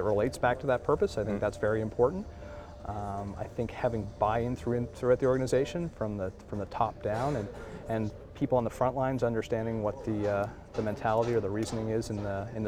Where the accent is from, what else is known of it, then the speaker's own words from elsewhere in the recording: Halifax, Nova Scotia, Canada; I'm from Halifax